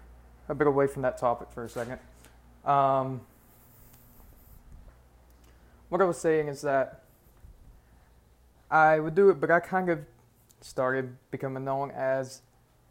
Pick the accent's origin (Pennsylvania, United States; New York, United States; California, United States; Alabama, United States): Alabama, United States; I'm from Alabama.